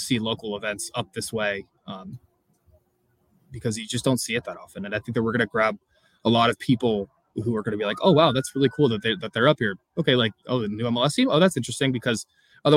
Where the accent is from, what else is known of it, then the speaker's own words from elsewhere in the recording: North County, California, United States; I'm born and raised in North County